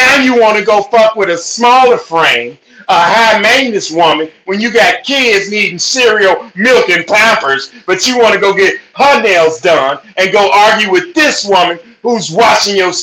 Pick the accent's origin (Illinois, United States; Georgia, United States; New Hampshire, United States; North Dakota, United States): Illinois, United States; Chicago; also born or lived in Minneapolis, Minnesota; now in California, United States; Born and raised in the Four Seasons in Chicago